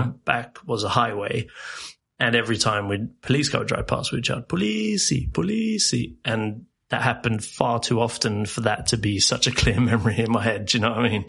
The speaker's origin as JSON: {"language": "English", "region": "England", "country": "United Kingdom", "tie": "born or raised there", "also_born_or_lived": "South Africa", "moved": "as an adult", "lives_now": "Sweden", "said": "I, was born in England and then spent sort of formative years. So I guess from like yeah, seven eight months to around eight nine years old in South Africa, and then okay. moved to England."}